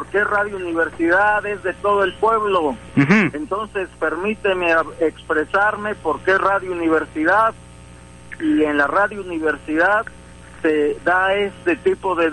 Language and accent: Spanish; Sierra Sur, Oaxaca, Mexico; Soy aquí de la Sierra Sur, pero ahorita estoy aquí en Oaxaca